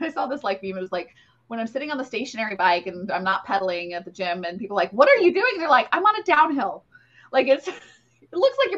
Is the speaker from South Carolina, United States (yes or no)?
no; Ohio, United States; I, I grew up in Ohio.